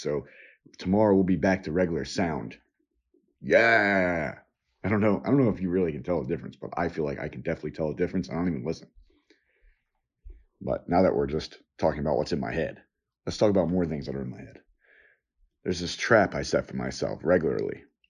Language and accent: English; New York, United States; I was born and lived in New York on and off different times in different places.